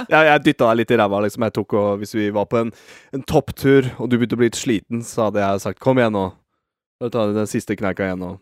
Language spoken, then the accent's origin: Norwegian; Norway; vi er nordmenn